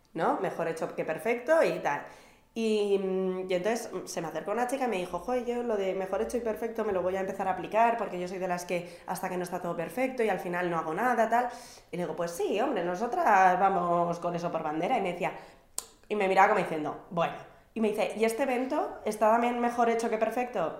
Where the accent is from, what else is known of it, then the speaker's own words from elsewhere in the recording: Basque Country, Spain; como buena vasca